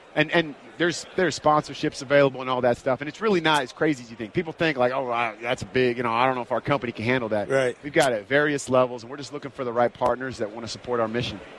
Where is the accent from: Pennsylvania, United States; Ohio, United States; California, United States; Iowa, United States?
California, United States; the Bay Area; I grew up in the Bay